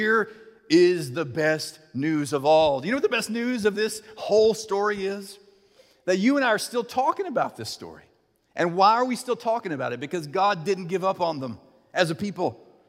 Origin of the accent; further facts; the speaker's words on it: United States; As for me and my house, we are American Christians. If we lived in Ethiopia, we would be Ethiopian Christians